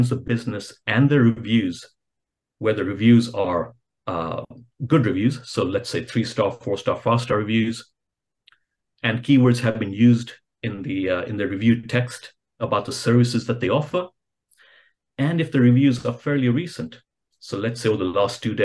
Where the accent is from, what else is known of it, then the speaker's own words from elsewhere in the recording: Kenya; I'm originally from Kenya